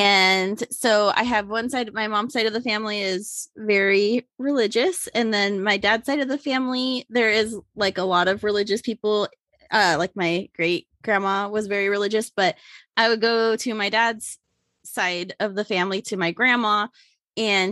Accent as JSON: {"language": "English", "town": "Ellensburg", "region": "Washington", "country": "United States", "tie": "born or raised there"}